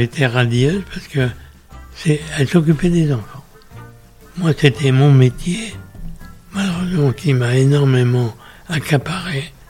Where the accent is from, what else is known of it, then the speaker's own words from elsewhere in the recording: Pessac, Nouvelle-Aquitaine, France; also born or lived in Guéthary, Basque Country; Je suis né le 4 novembre 1925 dans une ville célèbre où il y a un château, au Brion, à côté, c'est Pessac.